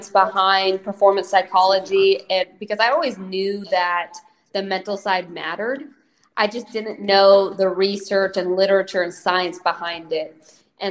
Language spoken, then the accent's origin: English; Snoqualmie, Washington, United States; moved away as an adult; now in Columbus, United States; I grew up in Snoqualmie, Washington